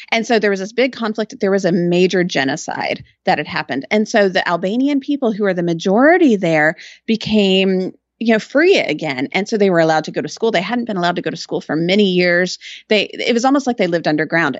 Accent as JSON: {"language": "English", "town": "Austin", "region": "Texas", "country": "United States", "tie": "born or raised there", "also_born_or_lived": "Georgetown", "said": "I was born and raised in Austin"}